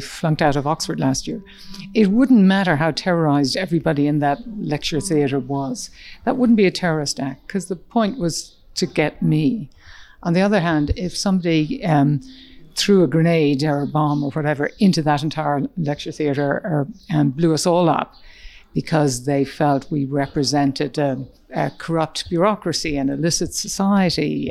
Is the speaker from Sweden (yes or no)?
no; Ireland; moved away as an adult; also born or lived in Dublin, Ireland / United States; growing up in Ireland at a time when Northern Ireland was exploding in an environment in rural Ireland